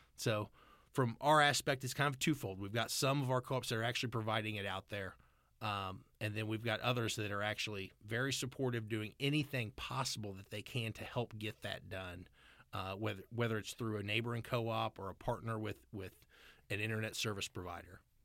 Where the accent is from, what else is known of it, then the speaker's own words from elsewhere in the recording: California, Missouri, United States; also born or lived in Washington, D.C.; grew up just outside California, Missouri